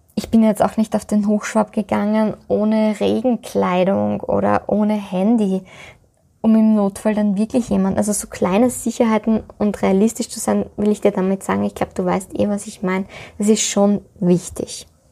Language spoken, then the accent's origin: German; Styria, Austria